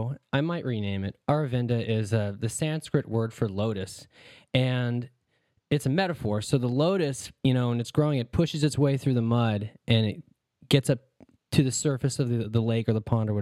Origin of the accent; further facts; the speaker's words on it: Wisconsin, United States; moved away as an adult; also born or lived in East Bay, California; now in Hawaii, United States; I bounced back and forth between California and Wisconsin. Most of my formative years were in Wisconsin.